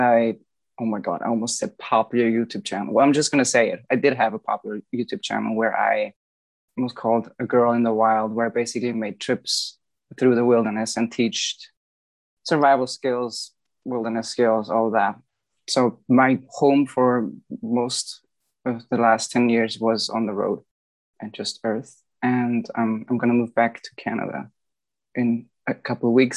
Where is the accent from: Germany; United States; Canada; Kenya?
Germany; Bavaria; I've grown up in Bavaria. This is Southeast Germany.